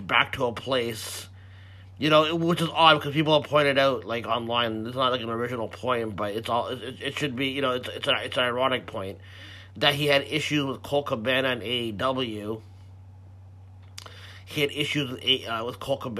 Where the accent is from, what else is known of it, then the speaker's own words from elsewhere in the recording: Canada; I'm Canadian